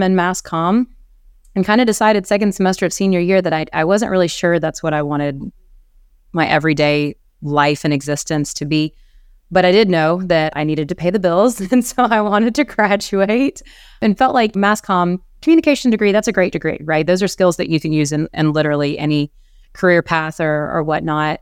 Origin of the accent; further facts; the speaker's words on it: South Carolina, United States; moved away; I am from South Carolina originally.